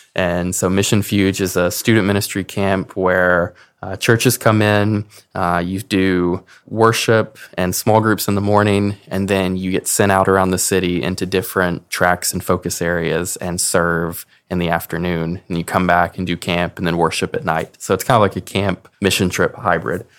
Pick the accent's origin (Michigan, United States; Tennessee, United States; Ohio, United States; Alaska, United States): Tennessee, United States; Clarksville; I am from Clarksville, Tennessee